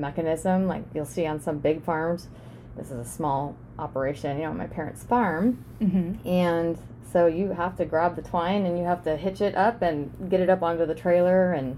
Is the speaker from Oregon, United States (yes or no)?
yes; Dallas, Oregon, United States; also born or lived in California; growing up on a farm here in Dallas, Oregon, and 9 years old, we moved here from California